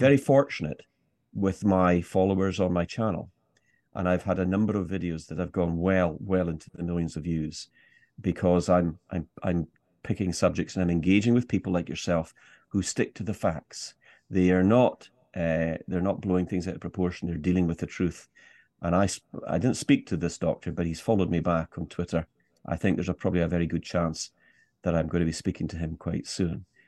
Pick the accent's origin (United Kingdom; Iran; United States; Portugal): United Kingdom; Scottish Highlands, Scotland; me being Scottish, and particularly a Scottish Highlander